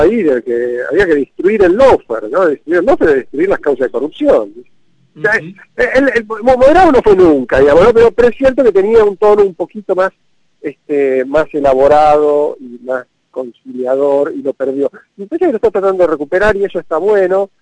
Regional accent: Argentina

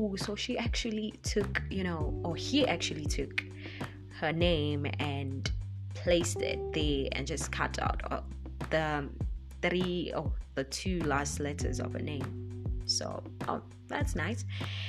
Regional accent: South Africa; English is a second language; I'm African, South African to be more precise.

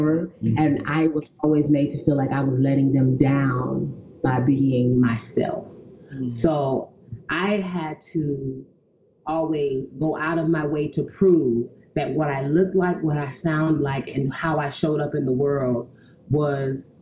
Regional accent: South Carolina, United States; I'm from South Carolina, and in my community, I immediately became, for lack of a better phrasing, the town sissy

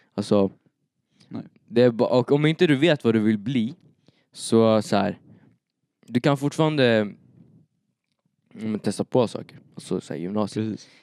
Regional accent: Eskilstuna, Södermanland, Sweden; now in Uppsala, Sweden; Jag bor i Uppsala nu, men jag är född i Eskilstuna.

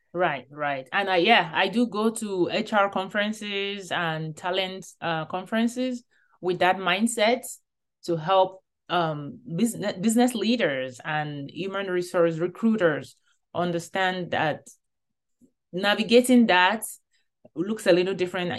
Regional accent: Nigeria; moved away; growing up in Nigeria

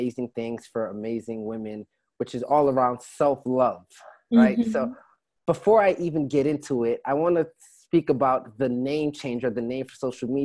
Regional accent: Pembroke Pines, Florida, United States; I actually grew up in like Pembroke Pines area. So not too far from Sunrise, Broward County

